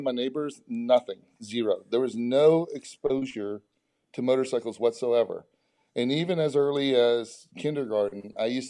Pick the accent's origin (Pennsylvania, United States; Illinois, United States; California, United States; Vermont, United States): Pennsylvania, United States; Beaver Falls; moved away; also born or lived in Texas; Beaver Falls, Pennsylvania, north of Pittsburgh